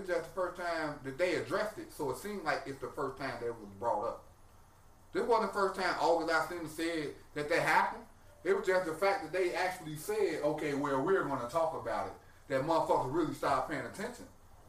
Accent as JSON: {"language": "English", "town": "Chicago", "region": "Illinois", "country": "United States", "said": "I'm from Chicago."}